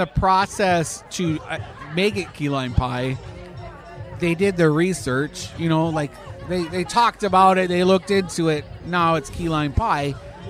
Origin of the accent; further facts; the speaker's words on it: Canada; now in Florida, United States; As a Canadian.